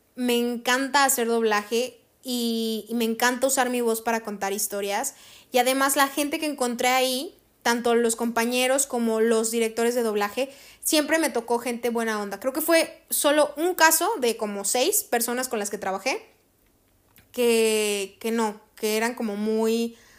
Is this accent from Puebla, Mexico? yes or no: no; Cerritos, San Luis Potosí, Mexico; aquí en mi pueblo, o sea, aquí en Cerritos